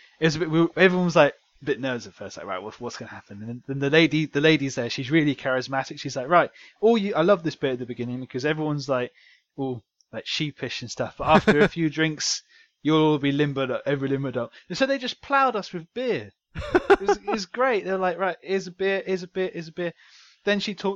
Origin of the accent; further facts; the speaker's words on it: Jersey; I'm not English. I'm Jersey, which is different